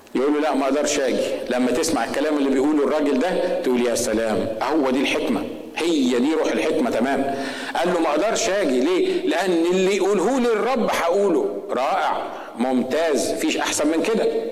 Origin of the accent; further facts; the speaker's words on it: Egypt; احنا المصريين